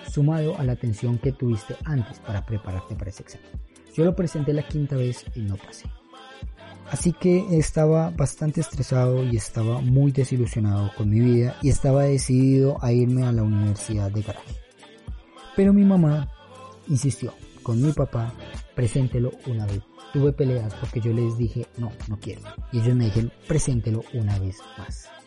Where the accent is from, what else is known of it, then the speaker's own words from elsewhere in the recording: Chiquinquirá, Boyacá, Colombia; me devolví hacia Chiquinquirá, mi ciudad natal, con el corazón roto